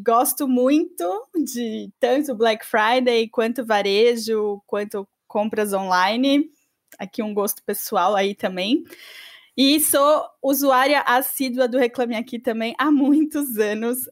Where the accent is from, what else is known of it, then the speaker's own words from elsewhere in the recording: Brazil; aqui no Brasil